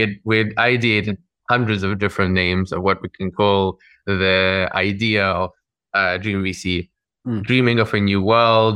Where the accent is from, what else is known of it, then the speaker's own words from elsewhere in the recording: Moscow, Russia; moved away; also born or lived in London, United Kingdom / New York / Lagos / Singapore; I grew up in Moscow in the Russian Federation, and then I emigrated over with my family over to the UK, to London